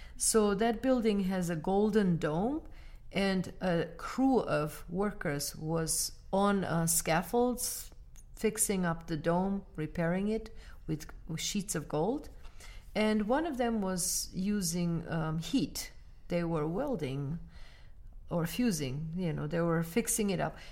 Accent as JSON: {"language": "English", "country": "Armenia", "moved": "yes", "lives_now": "United States", "said": "Armenia, my home country"}